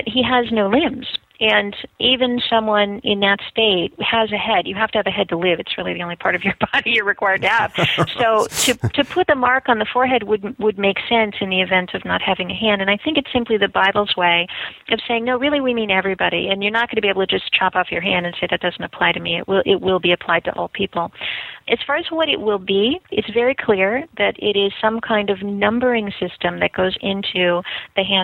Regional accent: Southern California, United States; moved away as an adult; also born or lived in Boston; I'm from Southern California, and I was traveling to Boston to go to school

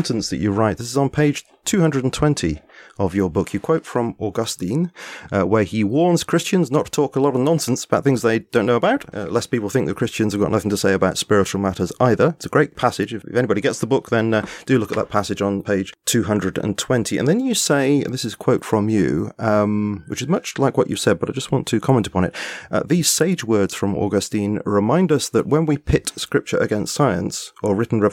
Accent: England, United Kingdom; I'm an Englishman

